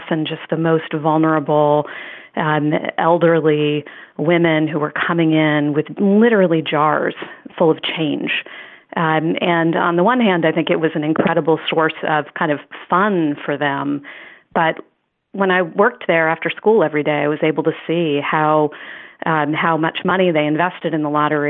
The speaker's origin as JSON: {"language": "English", "town": "Washington", "region": "District of Columbia", "country": "United States", "tie": "born or raised there", "said": "growing up on the Hill, in the 70s and the 80s, Capitol Hill"}